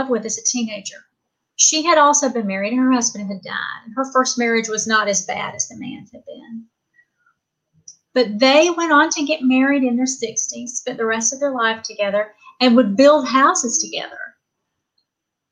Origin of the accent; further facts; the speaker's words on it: the South, United States; I'm from the South and I was raised Pentecostal in a Church of God